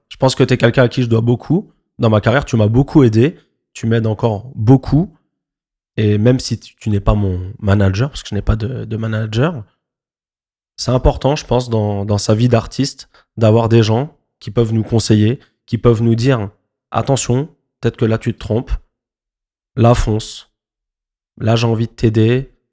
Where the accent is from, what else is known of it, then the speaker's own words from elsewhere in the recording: Montreuil, Île-de-France, France; Moi, je viens de Montreuil.